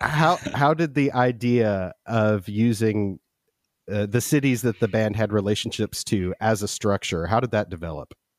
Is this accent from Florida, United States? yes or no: no; Memphis, Tennessee, United States; I grew up in Memphis in the eighties and early nineties